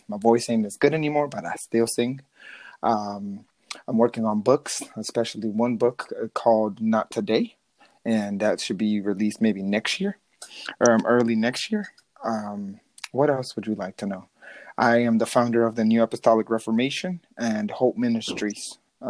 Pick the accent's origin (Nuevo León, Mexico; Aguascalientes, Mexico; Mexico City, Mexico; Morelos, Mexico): Mexico City, Mexico; born there; I was born in Mexico City. My parents were missionaries.